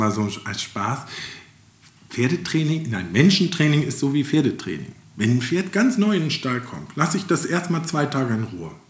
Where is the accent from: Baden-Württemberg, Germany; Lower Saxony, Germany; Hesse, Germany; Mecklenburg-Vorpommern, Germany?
Mecklenburg-Vorpommern, Germany; wir sind Mecklenburger, wir reden nicht so viel.